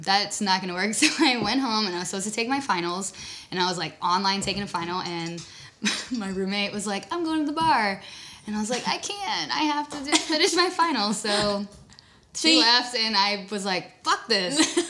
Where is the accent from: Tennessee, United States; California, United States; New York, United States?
Tennessee, United States; Dover; also born or lived in Kentucky; now in Nashville, United States; I grew up in Dover, Tennessee. It's like where the land between the lakes are.